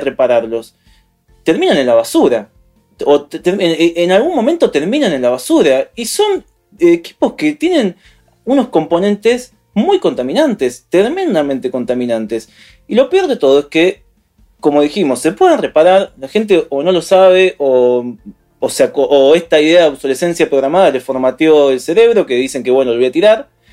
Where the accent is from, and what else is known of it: Argentina